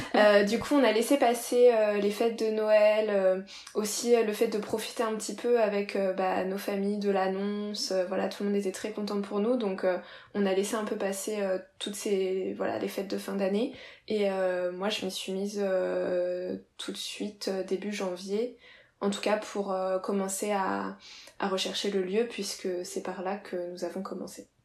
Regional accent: Reims, Grand Est, France; moi je viens de, de Reims

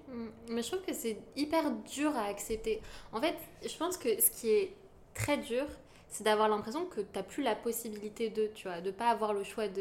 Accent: Yvelines, Île-de-France, France; je viens des Yvelines

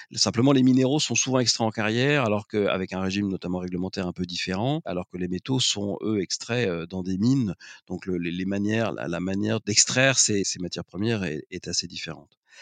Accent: Lorraine, Grand Est, France; je suis né en Lorraine, d'une famille avec des origines à la fois ouvrières et, paysannes

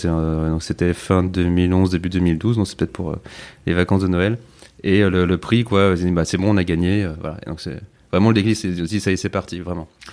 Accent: the Alps, France; j'ai grandi dans les Alpes, près de la nature aussi

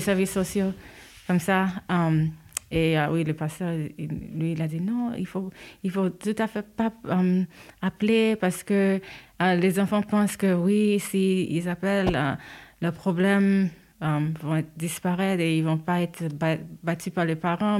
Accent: New York, United States; French is a second language; moved away as an adult; also born or lived in Haiti; now in Switzerland; je suis née en Haïti, euh, mais j'ai grandi à New York. Et ça fait 13 euh, ans, 14 ans que j'habite en, Europe

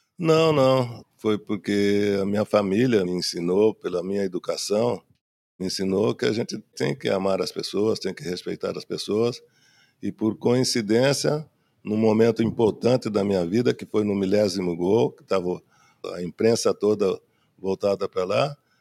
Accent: Três Corações, Minas Gerais, Brazil; Eu nasci em Minas Gerais, meu pai jogava lá, né, no Atlético Mineiro, numa cidade que se chama Três Corações

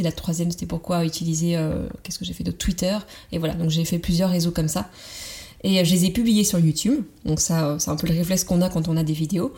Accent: Vendée, Pays de la Loire, France; moved away as an adult; also born or lived in Nantes; je venais de Vendée, c'est la campagne vendéenne

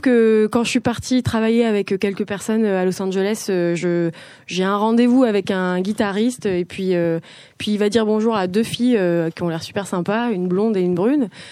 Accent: south of France, France; now in Paris, France; je viens du sud de la France et j'ai bougé à Paris pour continuer les beaux arts

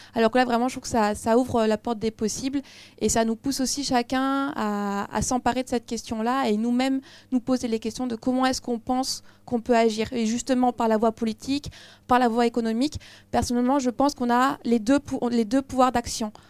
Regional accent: France; en tant que Français

